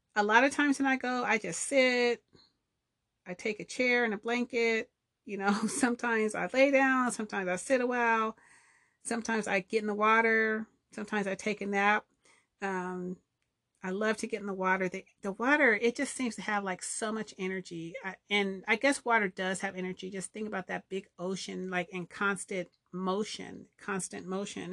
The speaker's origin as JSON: {"language": "English", "region": "Southern California", "country": "United States", "tie": "born or raised there", "said": "I grew up in Southern California"}